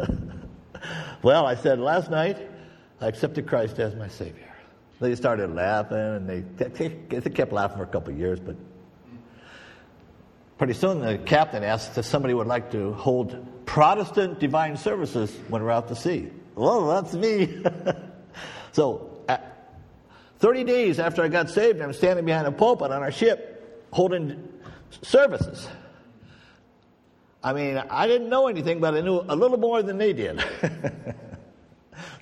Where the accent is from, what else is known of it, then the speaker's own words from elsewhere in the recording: Oregon, United States; moved away as an adult; also born or lived in California / Minnesota; I was from California. I spent 5 years in California, and I spent 15 years in Oregon